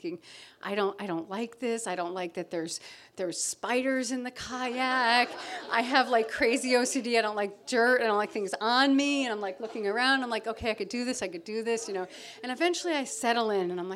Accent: Connecticut, United States; moved away as an adult; now in Provincetown, United States; I grew up in Connecticut on Long Island Sound.

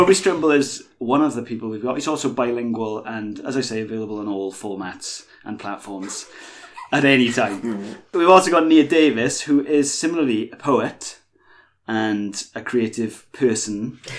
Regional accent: Swansea, Wales, United Kingdom; I'm from Morriston

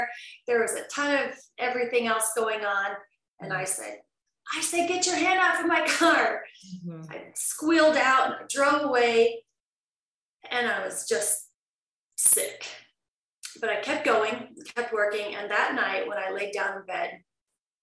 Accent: Southern Idaho, United States; also born or lived in Las Vegas, Nevada; now in Vancouver, Canada; I grew up very wholesome in Southern Idaho on a ranch

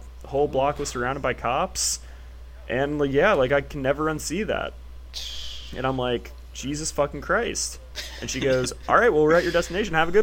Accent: Memphis, Tennessee, United States; I was from Memphis

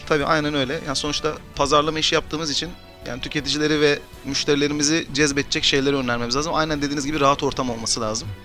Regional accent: Mersin, Turkey; moved away as an adult; now in Istanbul, Turkey; 1984 Mersin doğumluyum. Üniversiteye kadar Mersin'de okudum. Daha sonra İstanbul'a

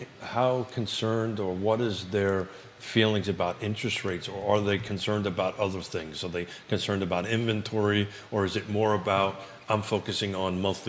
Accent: New York City, New York, United States; accent: Yankee; now in Charlottesville, United States; as an American, even though I grew up in a tenement in Brooklyn with a 5-story walk-up

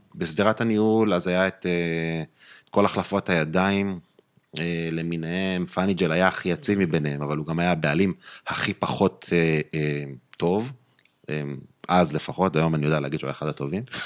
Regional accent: Jerusalem, Jerusalem District, Israel; moved away as an adult; now in Tel Aviv, Israel; נולדתי וגדלתי בירושלים, אה, רוב שנותיי גדל, גרתי בגילו

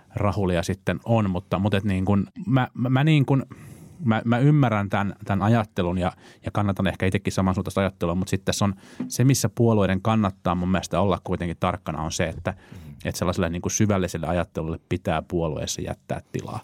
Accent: Vantaa, Uusimaa, Finland; mä olen siis vantaalainen

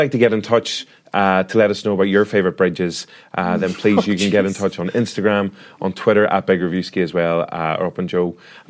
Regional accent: Ireland; We're both Irish.

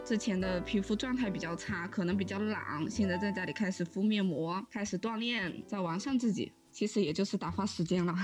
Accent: China; now in Turin, Italy; 对于我们中国人来说，封城比起病毒的话都是一个可以接受的范围内

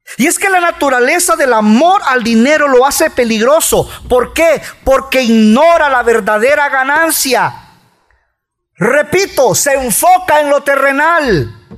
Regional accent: El Salvador; somos salvadoreños

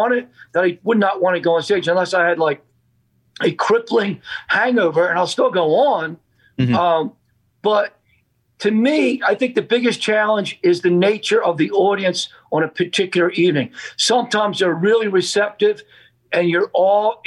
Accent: Philadelphia, Pennsylvania, United States; I grew up in Southwest Philadelphia, great neighborhood, a lot of great folks out there

